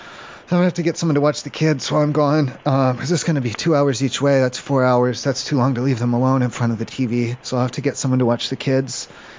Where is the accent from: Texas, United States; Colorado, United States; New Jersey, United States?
Colorado, United States; Colorado Springs; I'm from Colorado Springs, so I'm about 2 hours out from you guys.